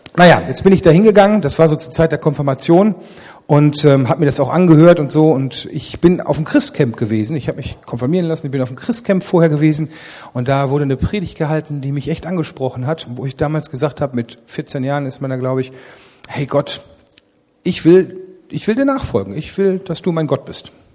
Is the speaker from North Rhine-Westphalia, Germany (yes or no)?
yes; Ennepetal, North Rhine-Westphalia, Germany; Ich bin aufgewachsen nicht in Remscheid, sondern in Rüggeberg